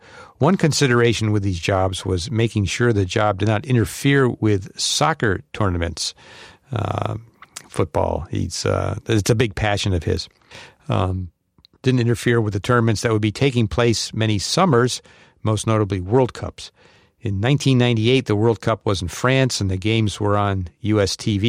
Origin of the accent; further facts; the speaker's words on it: Tel Aviv, Tel Aviv District, Israel; English is a second language; from Tel Aviv, actually one of its suburbs, but it doesn't matter.